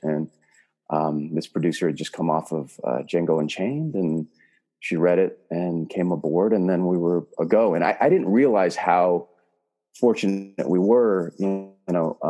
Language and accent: English; California, United States; Well, I grew up in the Bay Area. So I grew up here doing, you know, theater.